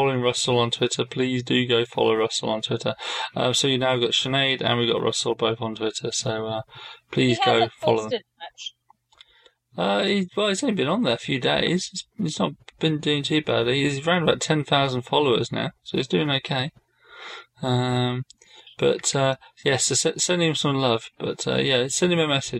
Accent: United Kingdom; I'm British

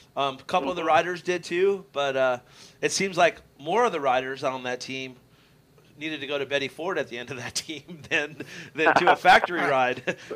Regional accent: Canada; Sorry, because you know I'm from Canada.

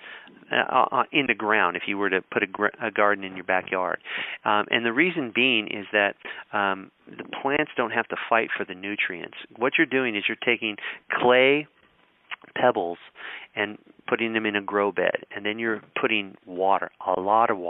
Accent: Colorado, United States; I grew up in Colorado

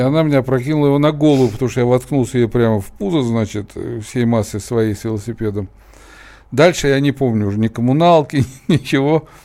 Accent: Brest, Brest Region, Belarus; also born or lived in Kazan, Russia; now in Moscow, Russia; я из Бреста, но в Казани я прожил пока еще большую часть своей жизни

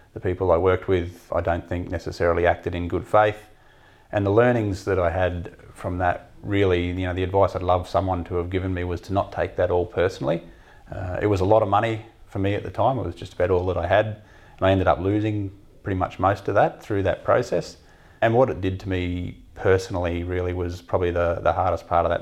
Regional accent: Mount Isa, Queensland, Australia; also born or lived in Melbourne; I grew up in Mount Isa, so I was exposed to the mining industry almost from sort of day one at school

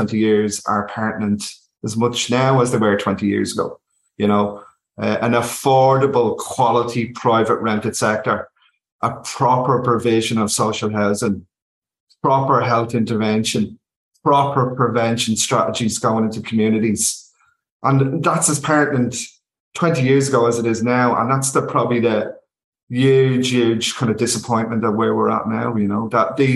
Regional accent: Dublin, Leinster, Ireland; also born or lived in London; I'm from East Wall originally. I come from the north easterner city

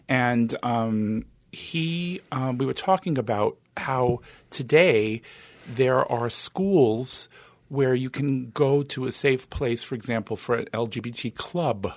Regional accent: New York City, New York, United States; accent: East Coast; I was born in Brooklyn.

